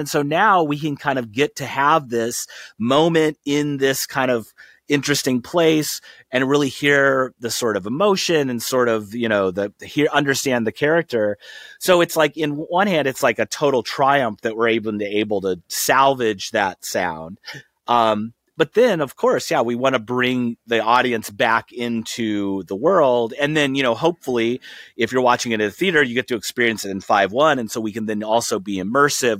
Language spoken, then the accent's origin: English; outside of Saint Louis, Missouri, United States; I grew up outside of Saint Louis